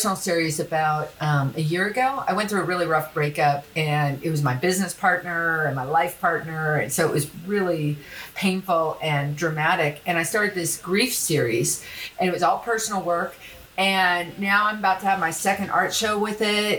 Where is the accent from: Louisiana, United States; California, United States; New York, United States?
California, United States; Los Angeles; moved away as an adult; also born or lived in France; growing up in Los Angeles